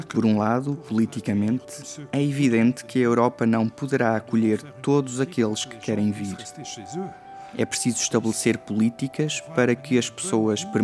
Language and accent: Portuguese; Luxembourg; Sinto-me mais rico como luxemburguês